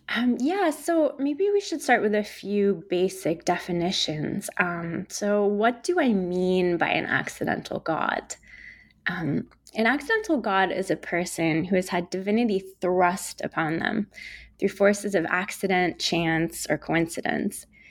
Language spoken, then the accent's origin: English; New York City, New York, United States; I grew up in New York City, where I'm speaking to you from today